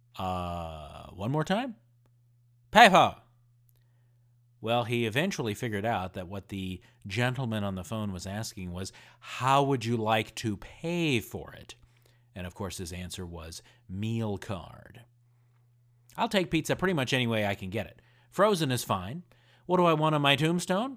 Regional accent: Indiana, United States; I grew up in Indiana

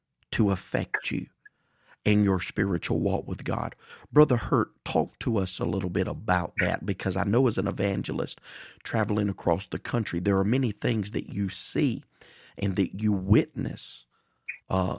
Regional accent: Mississippi, United States; I have grown up the majority of my life in the Deep South here in Mississippi

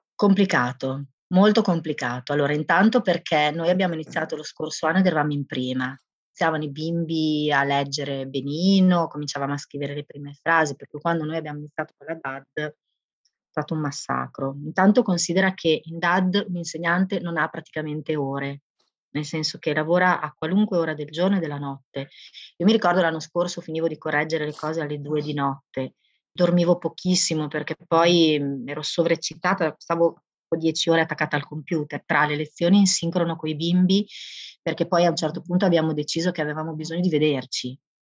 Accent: Bologna, Emilia-Romagna, Italy; also born or lived in Livorno; sono nata a Bologna ma ho fatto molto del mio tempo di Livorno.

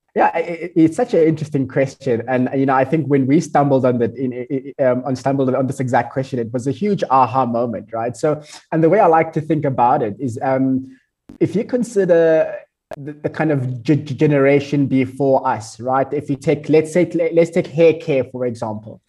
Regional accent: South Africa; I'm from South Africa

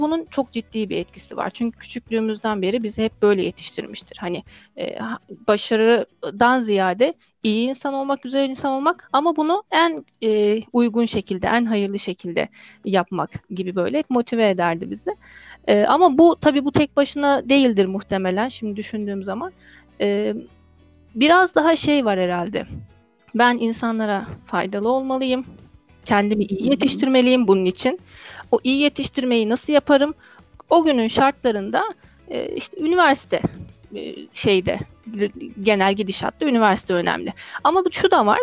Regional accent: Osmaniye, Turkey; moved away as an adult; also born or lived in Istanbul / Bursa / Konya; 1985 Osmaniye doğumluyum. E, lise bitene kadar ortalama Osmaniye'de kaldım diyebilirim.

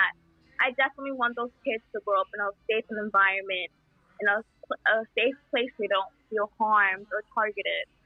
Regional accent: El Salvador; English is a second language; now in United States; I was born in El Salvador

